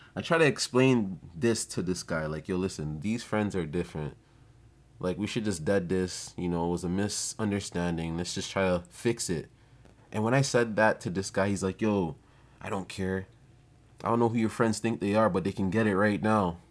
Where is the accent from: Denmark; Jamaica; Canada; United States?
Jamaica; I'm not gonna blame it on being Jamaican, but I'm gonna blame it on being Ja-, Jamaican